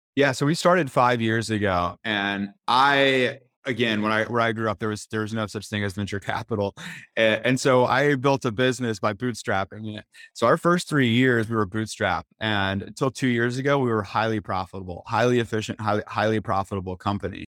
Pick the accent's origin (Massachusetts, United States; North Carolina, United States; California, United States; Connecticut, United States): North Carolina, United States; I'm from North Carolina